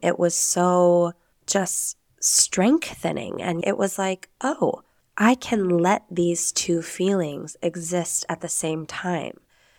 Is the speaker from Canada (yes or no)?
no; Spain; accent: Castilian; Oh yeah, you're going to hear my castellano accent as well when I say Spanish words, which you Americans know as a lisp. It's real Spanish, people.